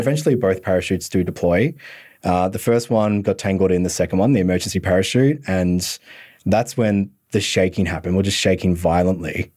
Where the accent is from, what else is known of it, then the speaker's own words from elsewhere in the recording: Bendigo, Victoria, Australia; I'm from Country Victoria as well, so more the northern part